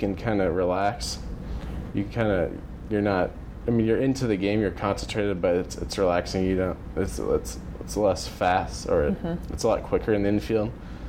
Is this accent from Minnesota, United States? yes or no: no; Dallas, Texas, United States; Yep, I stayed in the area.